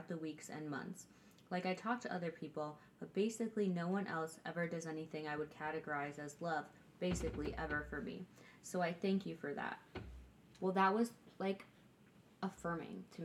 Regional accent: Huntley, Illinois, United States; where I grew up in Huntley

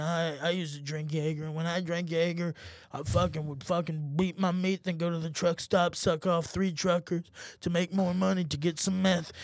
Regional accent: Germany; moved away; when I grew up in Germany, you do start drinking at a young age

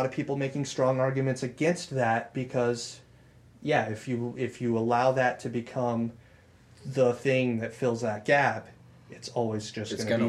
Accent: Eddy County, New Mexico, United States; moved away as an adult; so my hometown is the main city, the big city in that county. And they've only ever, when I moved away from there 10 years ago, they had always hovered around 27,000 people, maybe. So Eddy County was probably, 40,000, maybe?

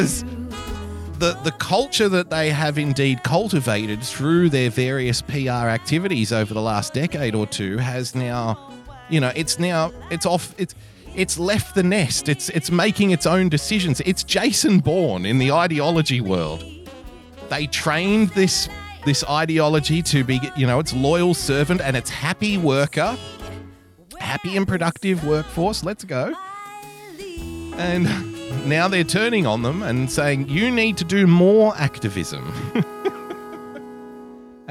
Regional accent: Sydney, New South Wales, Australia; Sydney Town, sweet old Sydney Town, jewel of the South Pacific, ladies and gentlemen. My hometown

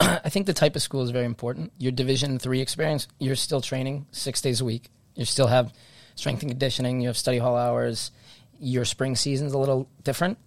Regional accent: Stonington, Connecticut, United States; I'm from an area that we, we play soccer in Stonington in that southeast corner of Connecticut.

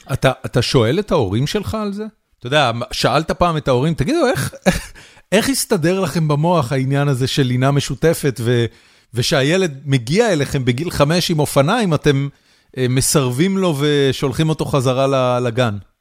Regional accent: Haifa, Haifa District, Israel; אני גדלתי בחיפה, אני גדלתי בסביבה סופר עירונית, בורגנית

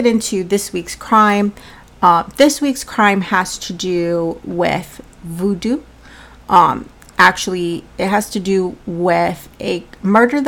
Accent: Colorado, United States; now in Massachusetts, United States; Now, I live in Massachusetts, but I'm from Colorado

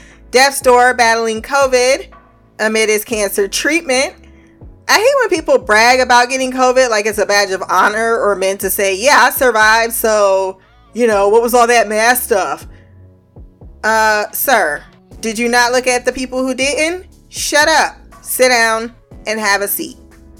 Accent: Ohio, United States; because I'm from Ohio

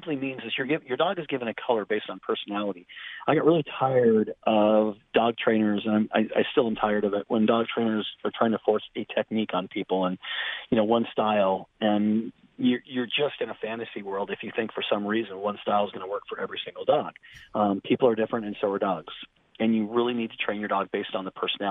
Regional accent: Southern California, United States; I grew up in Southern California

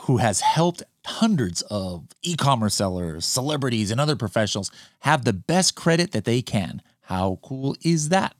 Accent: Fountain Valley, California, United States; born there; where I was born in Fountain Valley Hospital.

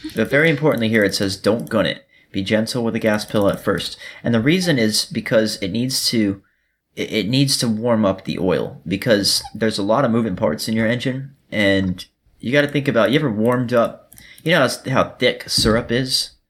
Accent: Miami, Florida, United States; now in Georgia, United States; I'm from Florida. I was born in Miami

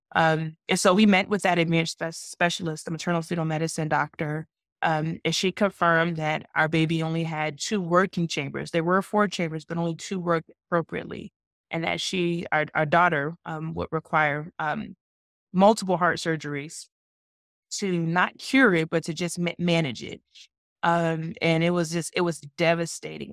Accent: Georgia, United States; I'm from Georgia

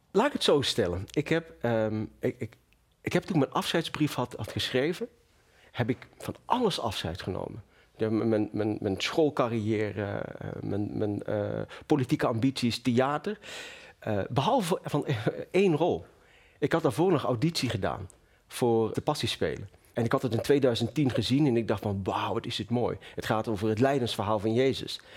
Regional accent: Venlo, Limburg, Netherlands; also born or lived in Marrakesh, Morocco; In het mooie Marrakesh. En eh, op mijn eh, derde levensjaar zijn we naar Venlo verhuisd. Ja. In het zuiden van Nederland.

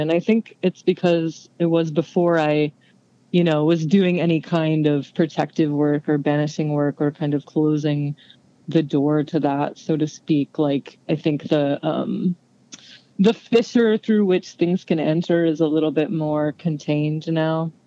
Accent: San Antonio, Texas, United States; I grew up in San Antonio, Texas

